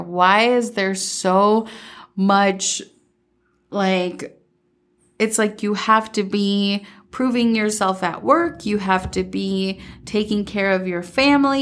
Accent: Minnesota, United States; also born or lived in Medellín, Colombia; I was born in Medellin, Colombia, and I moved to Minnesota when I was seven and mostly grew up in Minnesota

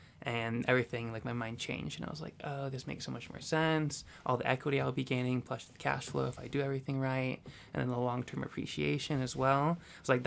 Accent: Phoenix, Arizona, United States; moved away as an adult; also born or lived in Pueblo, Colorado; now in Colorado Springs, United States; when I was growing up in Phoenix, Arizona

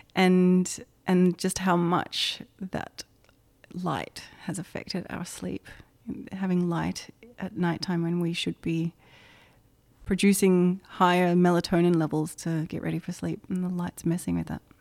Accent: Indonesia; moved away; Growing up in Indonesia, I think, has had a lot of influence on my work

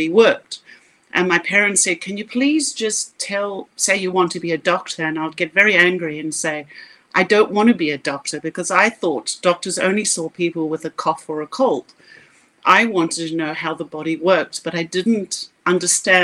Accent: South Africa; If you can't hear my accent, I grew up in South Africa

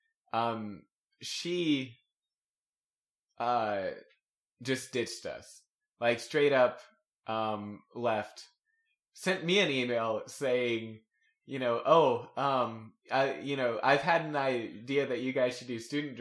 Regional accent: Texas, United States; I'm from Texas

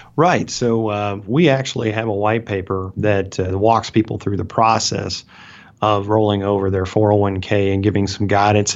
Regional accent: Alabama, United States; accent: Southern; I'm from Alabama, right? And so I speak with a Southern accent

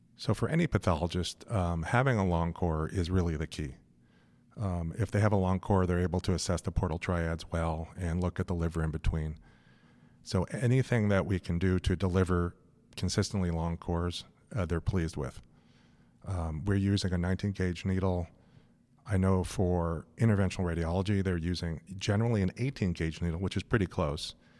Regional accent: Los Angeles, California, United States; moved away as an adult; also born or lived in San Francisco / New York City; I grew up in Los Angeles.

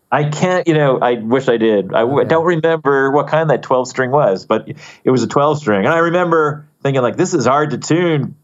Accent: Poughkeepsie, New York, United States; growing up in Poughkeepsie

